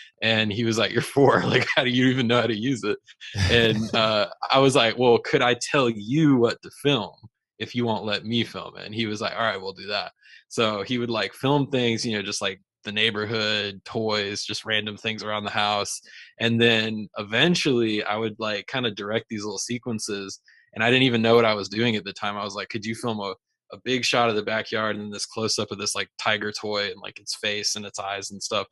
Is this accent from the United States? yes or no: yes; Raleigh, North Carolina, United States; I'm originally from Raleigh, North Carolina, and actually that's where I am today